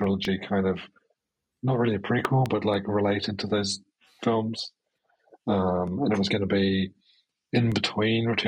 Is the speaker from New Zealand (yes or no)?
yes; New Zealand; I'm from New Zealand